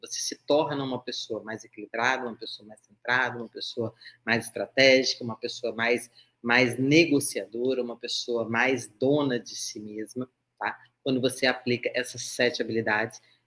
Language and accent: Portuguese; Vitória, Espírito Santo, Brazil; Eu sou do Espírito Santo. Vitória, tá? Vitória Vila Velha